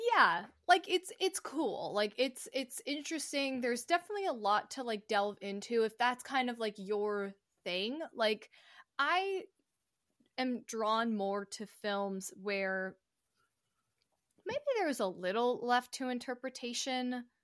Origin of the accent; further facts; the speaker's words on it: United States; as American citizens